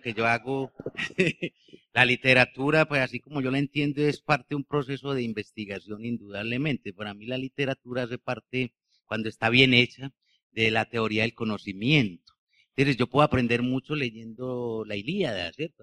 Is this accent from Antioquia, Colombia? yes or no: yes; Bello, Antioquia, Colombia; yo como nací en Bello y nací en este Valle de Aburrá, tengo la cultura de los obreros